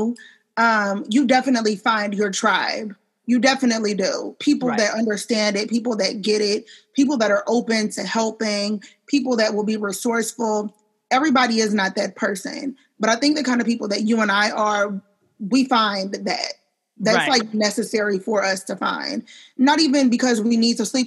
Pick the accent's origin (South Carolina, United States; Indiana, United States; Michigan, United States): Indiana, United States; also born or lived in Bangkok, Thailand